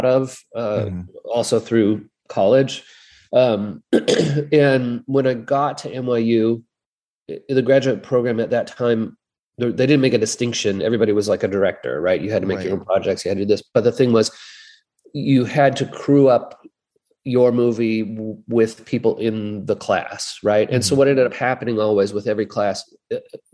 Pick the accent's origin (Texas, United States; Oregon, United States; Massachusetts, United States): Oregon, United States; Eugene; I grew up in Eugene